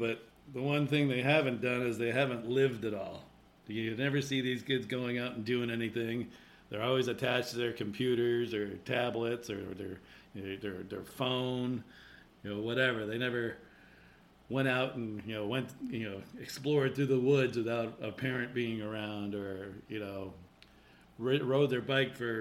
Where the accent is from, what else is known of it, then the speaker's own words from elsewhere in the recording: Connecticut, United States; growing up in Connecticut, there's a lot of hills